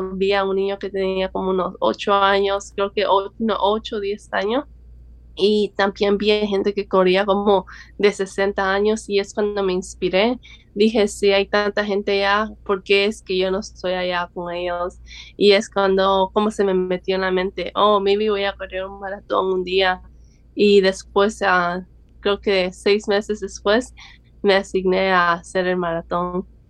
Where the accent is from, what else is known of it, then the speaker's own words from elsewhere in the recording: El Salvador; now in Los Angeles, United States; soy del El Salvador